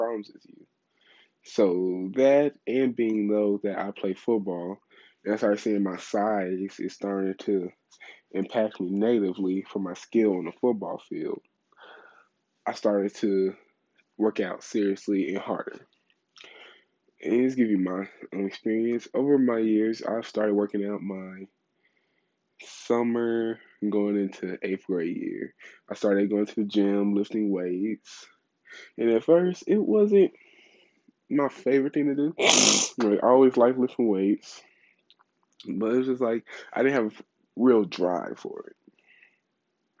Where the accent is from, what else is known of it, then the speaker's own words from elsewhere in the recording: Louisiana, United States; I'm from Louisiana background, so I love anything Cajun.